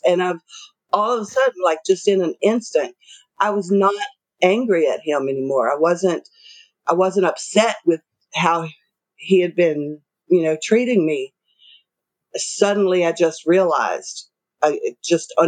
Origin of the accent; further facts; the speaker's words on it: the South, United States; Both of us were raised, we're from the South, and we're both from extremely conservative families